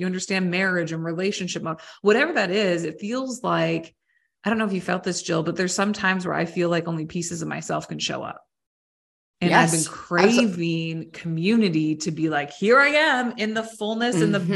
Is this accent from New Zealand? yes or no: no; Canada; moved away as an adult; also born or lived in United States; being Canadian